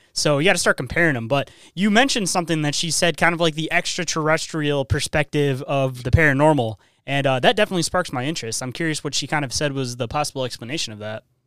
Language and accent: English; Michigan, United States; I'm from Michigan